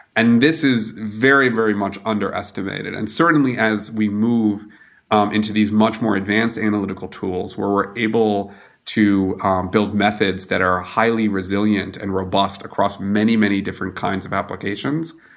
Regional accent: United States; now in Germany

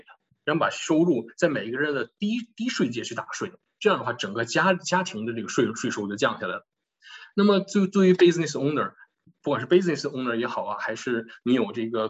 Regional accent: China; 尤其我们中国人有这个习惯

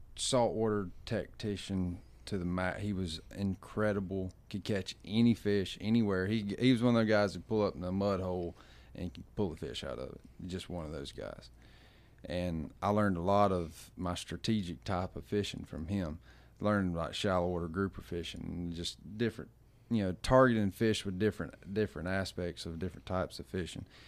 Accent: Gulf Coast, United States; moved away; I come from the Gulf, which if you don't drive one hundred and seventy miles, you ain't finding

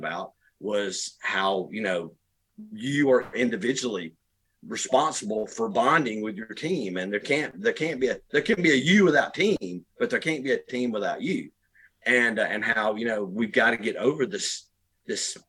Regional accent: Rockdale County, Georgia, United States; moved away as an adult; also born or lived in Arizona / Conyers, Georgia; now in South Georgia, United States; we're both from Rockdale County.

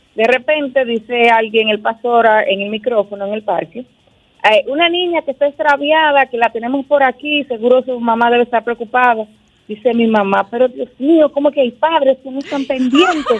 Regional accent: Nagua, María Trinidad Sánchez, Dominican Republic; Nagua, que es mi pueblo natal

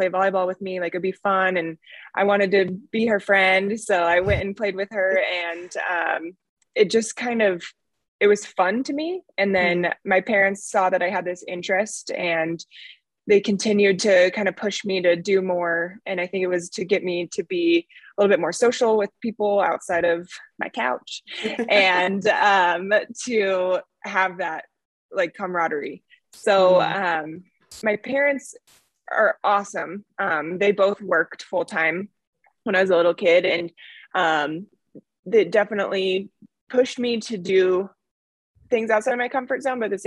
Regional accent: Arvada, Colorado, United States; I grew up in Arvada, Colorado.

